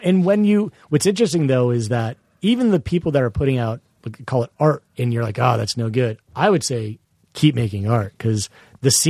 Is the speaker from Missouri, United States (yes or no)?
no; Vienna, Virginia, United States; my hometown, Vienna, Virginia?